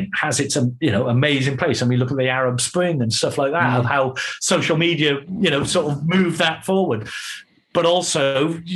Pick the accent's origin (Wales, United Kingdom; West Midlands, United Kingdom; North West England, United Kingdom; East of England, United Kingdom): Wales, United Kingdom; Barry; I'm from Barry.